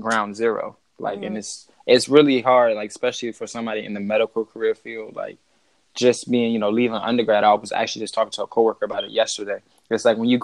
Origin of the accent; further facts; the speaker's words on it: Largo, Maryland, United States; moved away; also born or lived in Virginia (757 area); I'm originally from PG County, Maryland, over in, like, the Largo area. Moved down to the 75 around 2006